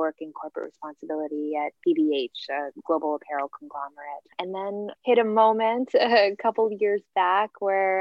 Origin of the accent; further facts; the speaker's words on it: Guam; also born or lived in San Francisco, California, United States; I was born in San Francisco, but then grew up on the island of Guam, which is a U.S. Pacific Island territory.